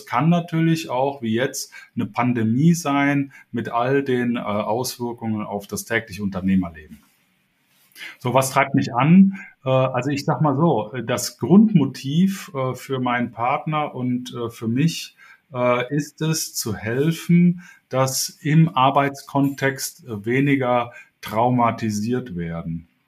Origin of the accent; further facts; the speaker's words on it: Cologne, North Rhine-Westphalia, Germany; now in Hamburg, Germany; Ich bin äh, hier in Hamburg jetzt seit 13 Jahren, äh, komme ursprünglich aus Köln, also bin ein Kölsche Jung, äh, den es in den Norden verschlagen hat.